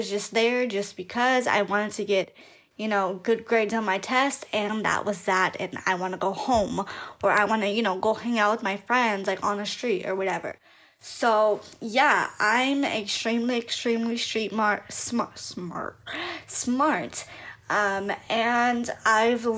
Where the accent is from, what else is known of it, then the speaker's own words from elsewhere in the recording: Long Beach, California, United States; I grew up in North Long Beach, California